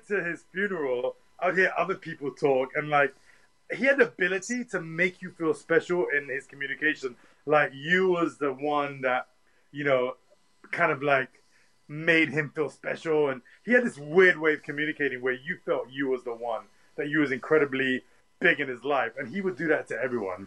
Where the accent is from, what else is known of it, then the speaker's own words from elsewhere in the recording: London, United Kingdom; growing up in Tottenham